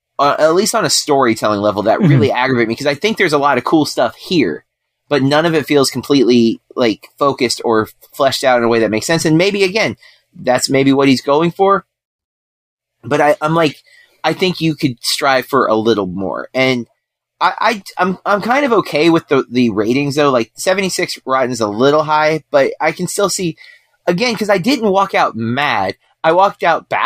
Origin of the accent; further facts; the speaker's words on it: United States; I'm from the States